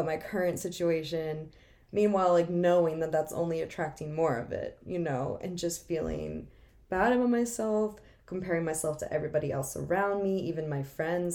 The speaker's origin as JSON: {"language": "English", "area": "Bucks County", "region": "Pennsylvania", "country": "United States", "tie": "born or raised there", "also_born_or_lived": "Boston, Massachusetts", "lives_now": "Philadelphia, United States", "said": "I'm not born here, I was born in Boston, moved to Bucks County"}